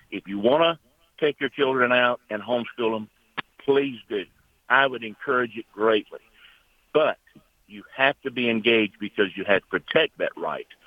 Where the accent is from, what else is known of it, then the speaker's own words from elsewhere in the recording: North Carolina, United States; I'm an American, and I cannot uh, imagine what my children are going to face